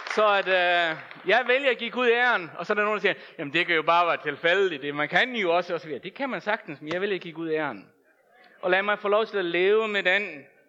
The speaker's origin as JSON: {"language": "Danish", "country": "Faroe Islands", "tie": "born or raised there", "moved": "yes", "said": "Jeg er født og opvokset på Færøerne"}